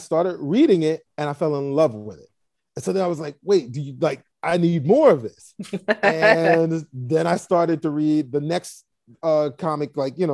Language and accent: English; New York City, New York, United States; I grew up in Brooklyn, New York